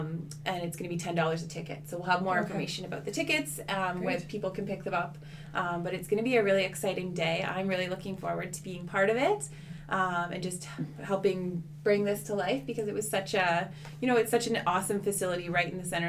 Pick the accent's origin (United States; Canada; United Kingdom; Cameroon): Canada; Port Elgin, Ontario; I come from Port Elgin